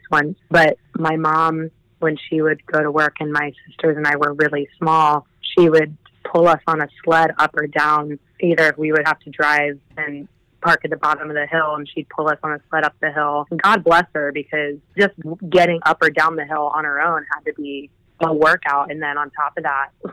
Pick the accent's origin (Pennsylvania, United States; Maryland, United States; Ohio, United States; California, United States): Ohio, United States; Cincinnati; I grew up in the Cincinnati, Ohio area